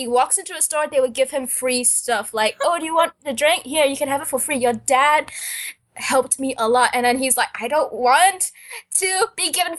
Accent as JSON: {"language": "English", "country": "Singapore", "tie": "born or raised there", "also_born_or_lived": "Indonesia", "said": "Well, I wasn't born here. I mean, I was born in Indonesia. But then when I was 2 years old, my family moved to Singapore."}